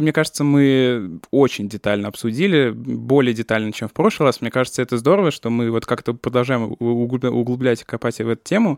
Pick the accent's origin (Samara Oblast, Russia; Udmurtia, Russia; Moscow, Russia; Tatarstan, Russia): Samara Oblast, Russia; я просто сам из Самарской области